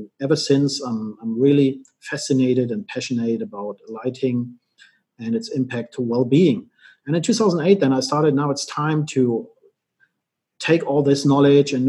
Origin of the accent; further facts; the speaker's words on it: Germany; I was born and raised in Germany